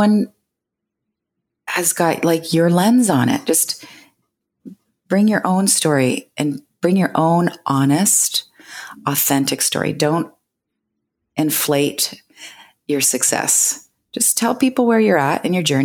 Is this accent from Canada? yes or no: yes; Canada; I'm Canadian